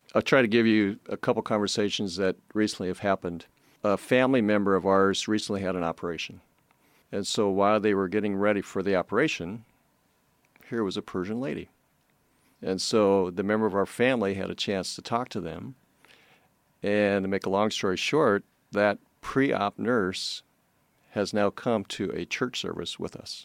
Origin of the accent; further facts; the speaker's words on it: United States; we would say, America.